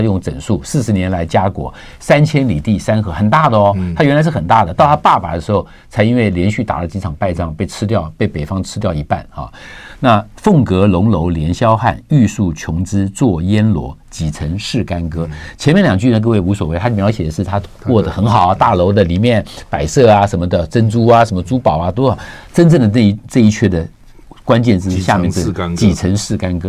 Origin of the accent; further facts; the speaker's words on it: Taiwan; 我们台湾人朋友